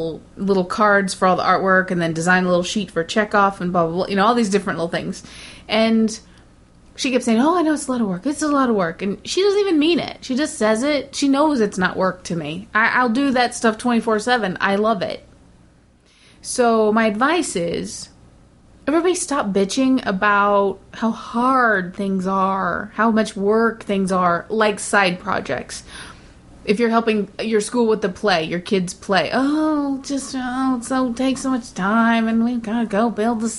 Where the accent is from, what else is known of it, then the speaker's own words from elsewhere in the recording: United States; even as an American